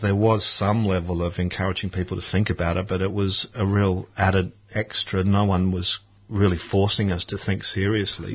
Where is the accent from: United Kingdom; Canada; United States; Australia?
Australia; Adelaide, South Australia; I grew up in Adelaide, and that's a city that doesn't have much to recommend it